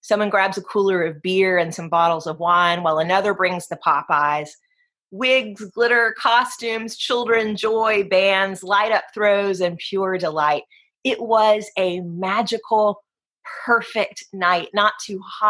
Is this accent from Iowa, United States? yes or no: no; Gulf Coast of Alabama, United States; moved away as an adult; also born or lived in Virginia; now in New Orleans, United States; Growing up on the Gulf Coast of Alabama and then raising my family in New Orleans